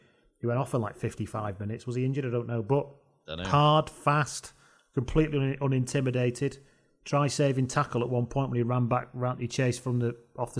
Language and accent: English; England, United Kingdom; because I'm English maybe